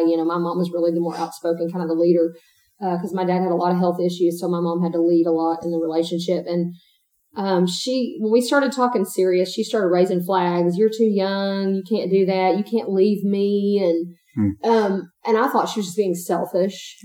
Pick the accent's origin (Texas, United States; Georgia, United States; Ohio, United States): Texas, United States; East; I'm also born and raised in East Texas.